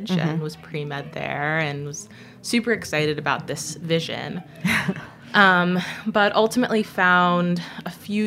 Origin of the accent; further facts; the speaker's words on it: Saratoga Springs, New York, United States; I grew up in a small city in upstate New York, Saratoga Springs